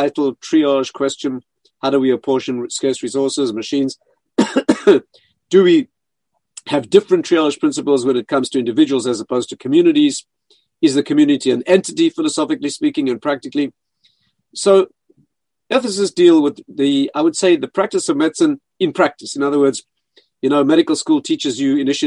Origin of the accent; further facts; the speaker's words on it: South Africa; moved away; I was raised in South Africa, where I studied medicine